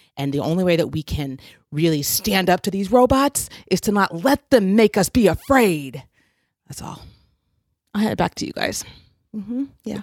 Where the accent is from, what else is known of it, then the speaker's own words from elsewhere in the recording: Oregon, United States; I was growing up in Oregon